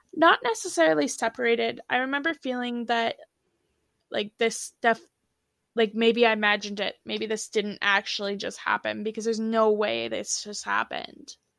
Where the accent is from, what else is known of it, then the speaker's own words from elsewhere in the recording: Ontario, Canada; I'm from Ontario, Canada